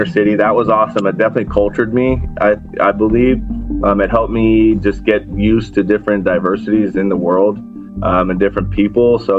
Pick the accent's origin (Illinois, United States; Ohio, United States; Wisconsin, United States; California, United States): California, United States; San Diego; also born or lived in Texas; I got back to San Diego when I turned 8, and I've been here ever since